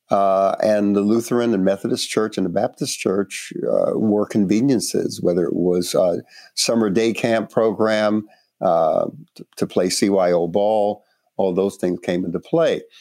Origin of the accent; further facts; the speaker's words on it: Panama; born there; So, personally, I was born in Panama, and uh, my father was a white Spaniard, my mother, a uh, black woman descendant of Africans who came uh, to the Caribbean, uh, came to Panama.